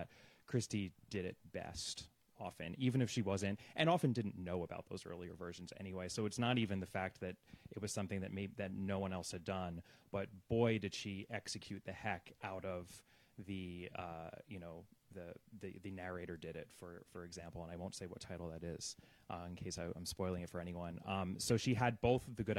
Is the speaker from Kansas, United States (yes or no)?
no; New York area, United States; now in Los Angeles, United States; I grew up in the New York area